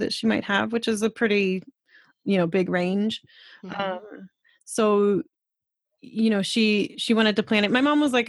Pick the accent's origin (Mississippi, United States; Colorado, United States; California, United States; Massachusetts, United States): Colorado, United States; now in Canada; we lived in the mountains of Colorado. I'm from Colorado